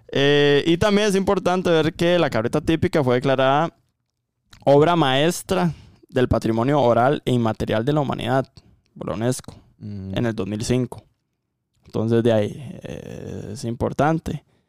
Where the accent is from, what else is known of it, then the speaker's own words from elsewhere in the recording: Costa Rica; aquí en Costa Rica